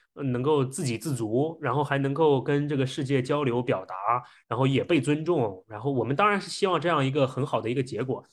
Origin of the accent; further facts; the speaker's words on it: China; 我们中国人本身骨子里的一些思考模式和特性